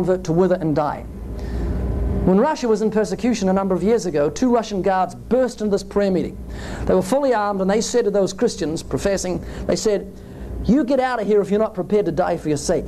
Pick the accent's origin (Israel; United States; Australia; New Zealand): New Zealand; I come from New Zealand, 70 million sheep, 3 million people.